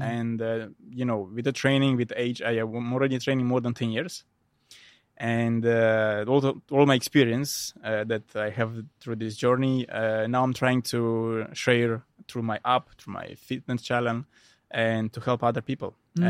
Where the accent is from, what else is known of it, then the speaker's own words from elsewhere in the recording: Moldova; English is a second language; I'm originally from the Republic of Moldova, from a small village.